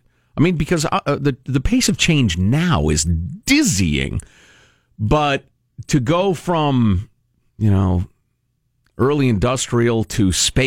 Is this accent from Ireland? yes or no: yes; Ireland; Right, I'm an Irishman, so I know how to pronounce that weirdly.